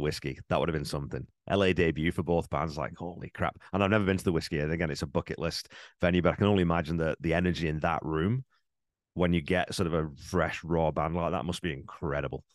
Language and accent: English; England, United Kingdom; growing up in England, I knew …